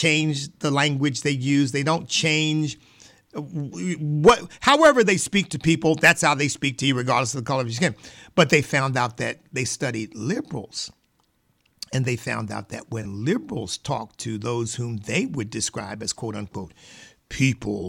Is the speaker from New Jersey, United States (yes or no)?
no; Pennsylvania, United States; I grew up in Pennsylvania